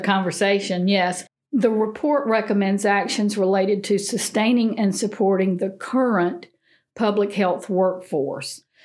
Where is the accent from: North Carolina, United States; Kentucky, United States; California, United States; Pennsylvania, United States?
North Carolina, United States; Eastern; growing up in Eastern North Carolina.